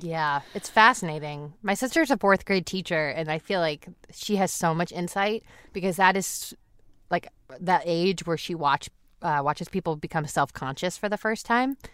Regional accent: South Shore, Massachusetts, United States; moved away; we grew up in the South Shore, in like a suburb

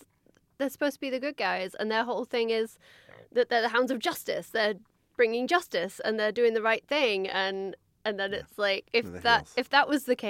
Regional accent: England, United Kingdom; I am English and a woman.

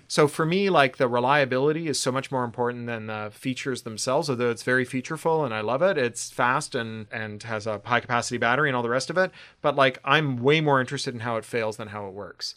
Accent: Canada; now in Burbank, United States; I'm Canadian

